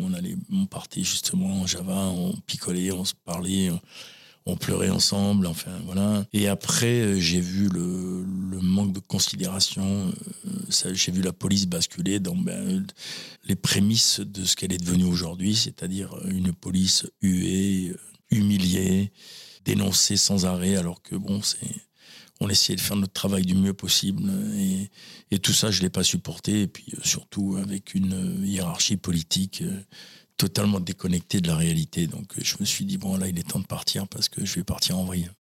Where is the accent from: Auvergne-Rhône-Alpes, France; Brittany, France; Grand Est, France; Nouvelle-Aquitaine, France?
Nouvelle-Aquitaine, France; La Teste-de-Buch; also born or lived in Talence; j'ai grandi euh, à la teste de Buc